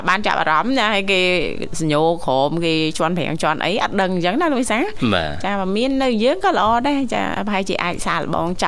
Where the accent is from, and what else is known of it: Takeo, Cambodia; born or raised there